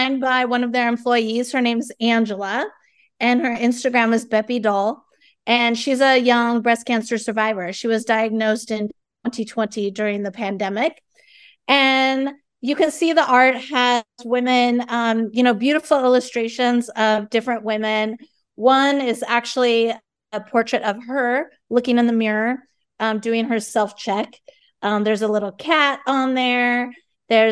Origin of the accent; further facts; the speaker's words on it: San Diego, California, United States; I'm from San Diego, and I went to Mira Mesa High School